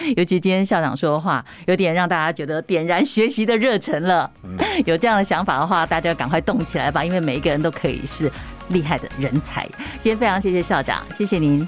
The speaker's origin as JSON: {"language": "Chinese", "country": "Taiwan", "said": "我们台湾人的这种，呃，能量"}